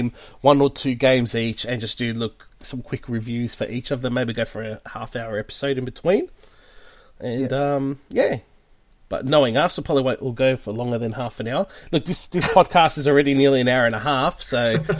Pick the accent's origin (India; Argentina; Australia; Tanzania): Australia; I'm the Aussie version of Andy